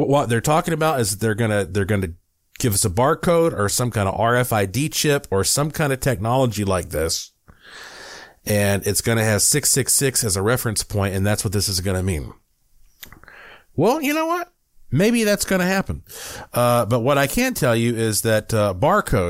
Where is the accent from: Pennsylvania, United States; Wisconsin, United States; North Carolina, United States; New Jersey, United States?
North Carolina, United States; Western; I'm from Western North Carolina